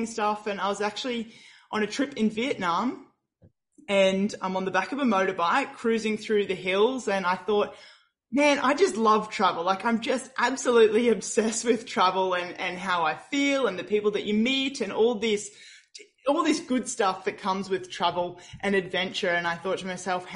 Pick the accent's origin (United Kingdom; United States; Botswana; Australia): Australia; Brisbane, Queensland; I was born and bred in Brisbane, Australia